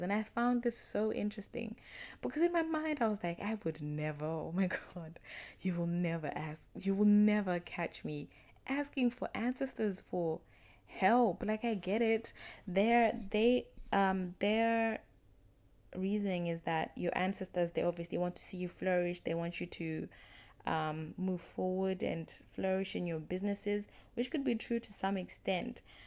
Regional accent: Zimbabwe; I'm from Zimbabwe

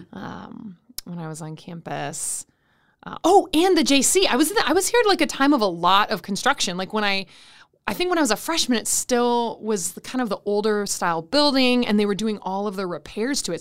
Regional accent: Saint Paul, Minnesota, United States; am originally from Saint Paul, Minnesota, which is also where I currently live

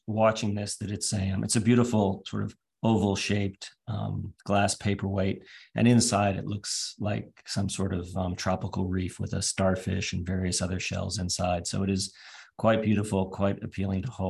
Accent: East Coast of the US, United States; moved away as an adult; also born or lived in United Kingdom; now in Australia; where I was growing up on the East Coast of the US in the 1980s

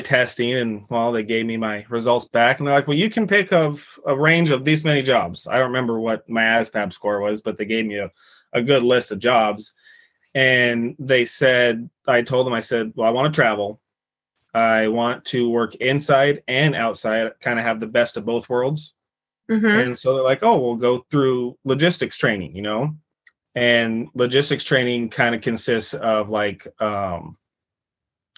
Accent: Kellogg, Idaho, United States; moved away as an adult; also born or lived in Cherry Point, North Carolina; I grew up in Kellogg, Idaho, just a couple hours away from Seattle

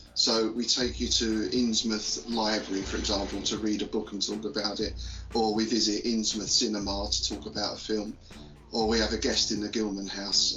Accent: London, United Kingdom; now in Bedfordshire, United Kingdom; I'm from London originally, though le- these days I live more out in sort of rural area of uh, Bedfordshire.

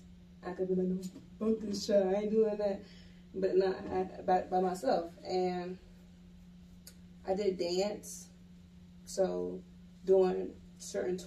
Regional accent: Atlanta, Georgia, United States; also born or lived in Philadelphia, Pennsylvania; I'm originally from Philadelphia. I was born in Philly and raised in Atlanta

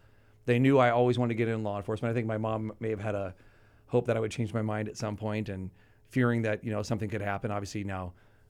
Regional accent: Pasadena, California, United States; I grew up in Pasadena.

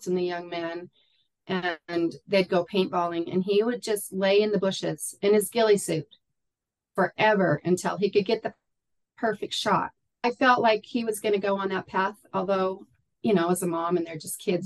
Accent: Idaho, United States; moved away; also born or lived in Utah / Wyoming / Arizona; I grew up in Idaho

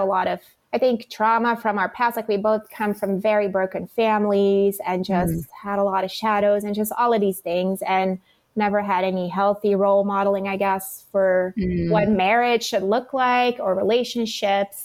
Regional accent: Belgium; moved away as an adult; I was from Belgium

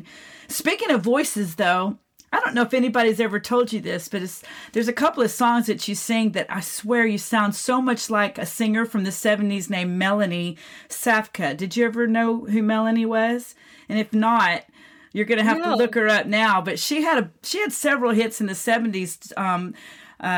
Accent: Florida, United States; moved away; also born or lived in Texas; I grew up in Florida, even though I was born in Texas, and I have to claim Texas as my home

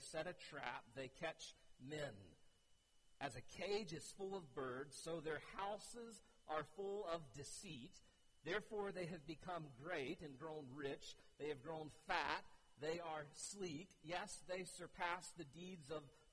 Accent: United States; as an American

